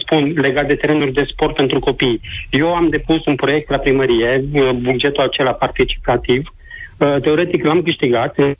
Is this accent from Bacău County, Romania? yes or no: no; Timișoara, Timiș County, Romania; din Timișoara, zona Torontal. Uh, spun asta fiindcă m-am născut aici în zonă, părinții mei sunt de aici, bunicii, străbunicii